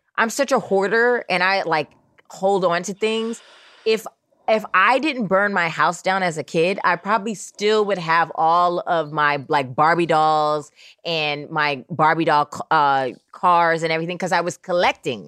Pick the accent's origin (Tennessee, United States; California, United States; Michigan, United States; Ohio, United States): California, United States; Oakland; also born or lived in New York; I grew up in Oakland, California.